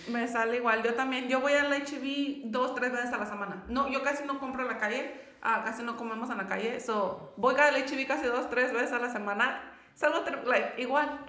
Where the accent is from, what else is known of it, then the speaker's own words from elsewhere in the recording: Querétaro, Mexico; moved away; yo vengo de, yo soy de Querétaro